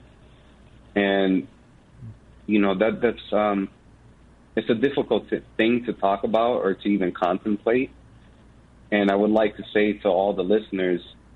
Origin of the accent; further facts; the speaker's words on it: Chicago, Illinois, United States; I'm actually from Chicago, so I drive out to the, you know, Milwaukee office.